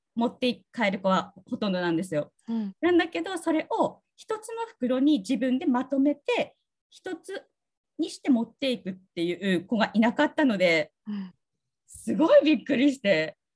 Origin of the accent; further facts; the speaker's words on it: Tsugaru, Aomori, Japan; accent: Tsugaru dialect; 私の津軽弁の英語だと